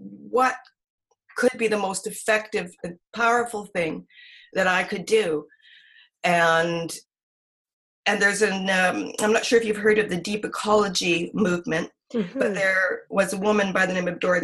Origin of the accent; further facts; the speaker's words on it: Victoria, British Columbia, Canada; also born or lived in Edmonton; I grew up in most part in Victoria. My mom came from Edmonton when we were just tiny, my brother and I. And then we grew up here in Victoria.